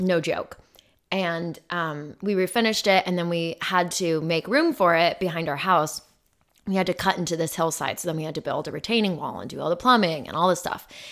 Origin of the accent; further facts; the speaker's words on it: Phoenix, Arizona, United States; moved away; I grew up in Phoenix